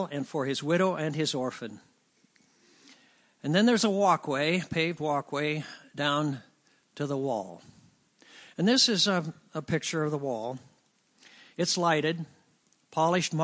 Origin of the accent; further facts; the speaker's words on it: Lincoln, Illinois, United States; I'm from Lincoln, Illinois